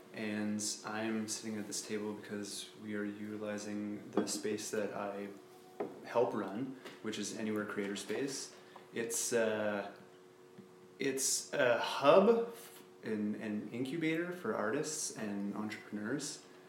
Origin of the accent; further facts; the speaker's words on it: Sudbury, Ontario, Canada; also born or lived in North Bay / Kitchener; I was born in North Bay, Shelbyville, and I spent most of my life here in Sudbury.